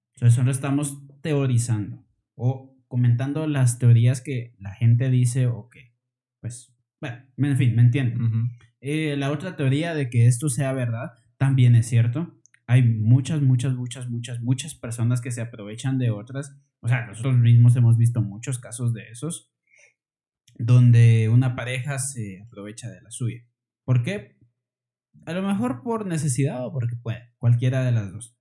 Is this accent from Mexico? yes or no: no; Guatemala; somos de Guatemala